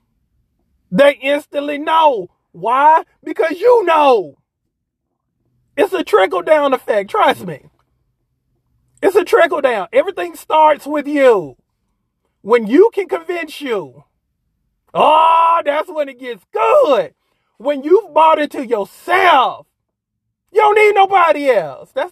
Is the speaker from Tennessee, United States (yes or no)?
no; South Carolina, United States; It's in my home state